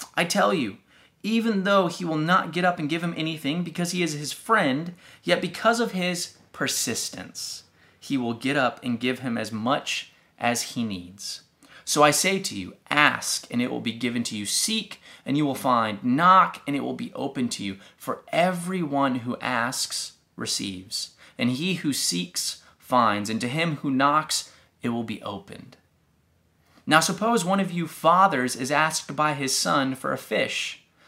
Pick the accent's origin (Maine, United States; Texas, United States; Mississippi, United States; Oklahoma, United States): Texas, United States; growing up in Texas